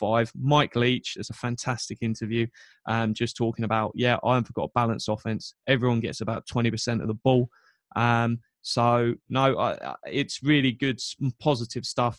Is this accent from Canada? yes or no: no; England, United Kingdom; I was born in England.